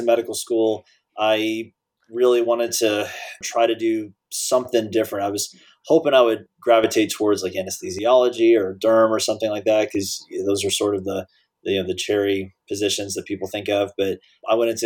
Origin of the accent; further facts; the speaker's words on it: Dallas, Texas, United States; moved away as an adult; I grew up in Dallas with the Cowboys teams of the early 90s